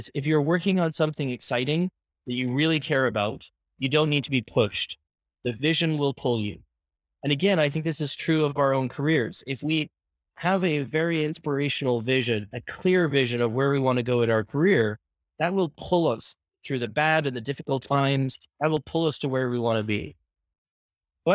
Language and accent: English; Ireland; also born or lived in Canada; now in Spain; I was born and raised in Ireland, moved to Canada where I spent 18 years, and I've been living in Spain for the past 3 years.